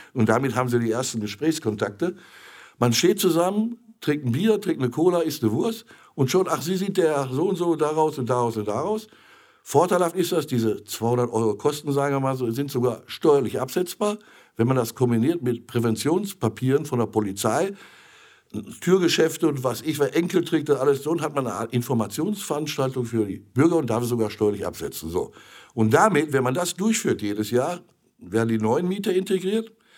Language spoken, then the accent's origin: German; Essen, North Rhine-Westphalia, Germany; also born or lived in Mainz; Dort bin ich dann auch 57 geboren worden. Und an meinem achten Geburtstag, ich weiß genau, ich durfte nämlich beim lkw umzusagen vorne mitfahren, sind wir nach Essen zurückgekommen. Also weit über 50 Jahre in Essen-Holsterhausen.